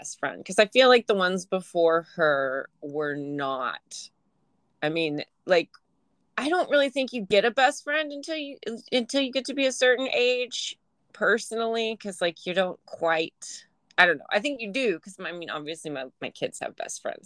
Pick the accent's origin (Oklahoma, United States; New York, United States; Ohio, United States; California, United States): Oklahoma, United States; Oklahoma City; moved away as an adult; now in Portland, United States; I was born in Oklahoma, Oklahoma City, and born and raised there. I lived there for 30 years